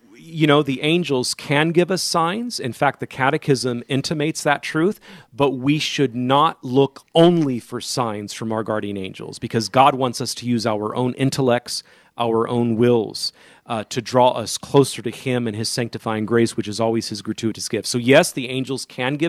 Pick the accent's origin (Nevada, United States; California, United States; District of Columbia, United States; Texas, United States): California, United States; San Joaquin Valley; in the San Joaquin Valley where I grew up in California